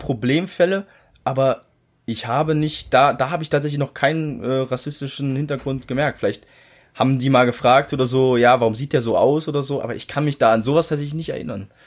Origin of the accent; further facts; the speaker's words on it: Germany; ich bin halt seit 19, 18 Jahren bin ich hier in Deutschland aufgewachsen